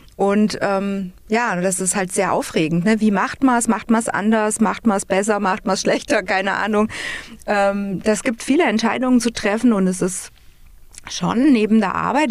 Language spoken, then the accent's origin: German; Flieden, Hesse, Germany; Ich bin im wunderschönen Flieden geboren, in dem Königreich, und bin sechsundvierzig Jahre